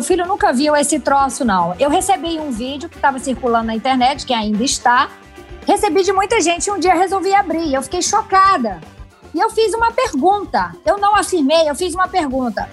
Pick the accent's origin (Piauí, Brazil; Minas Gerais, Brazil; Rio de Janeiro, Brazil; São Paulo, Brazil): Piauí, Brazil; sertão of; moved away; eu vim do sertão do Piauí, nunca neguei minhas origens